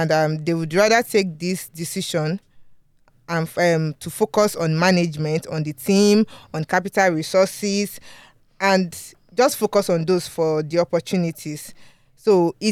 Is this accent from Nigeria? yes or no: yes; Yorubaland, Nigeria; accent: strong Yoruba; It's my strong Yoruba accent